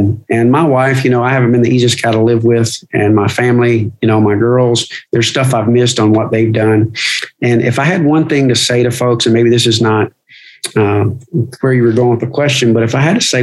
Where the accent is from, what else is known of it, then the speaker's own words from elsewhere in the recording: Kentucky, United States; I grew up in Kentucky